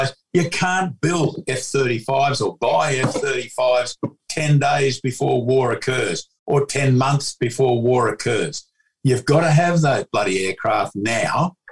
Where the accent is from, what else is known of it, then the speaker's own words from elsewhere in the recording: Melbourne, Victoria, Australia; I was born in 1950, in Melbourne